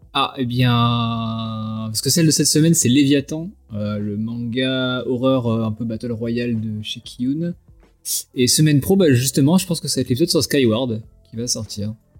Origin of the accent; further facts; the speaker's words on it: Vendée, Pays de la Loire, France; je suis de Vendée, euh, donc personne voit jamais où c'est